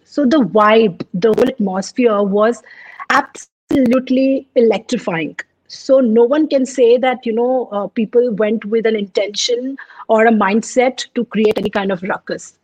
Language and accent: English; Hyderabad, Telangana, India; also born or lived in Punjab; Although I'm born and brought up in Hyderabad, but my roots are from Punjab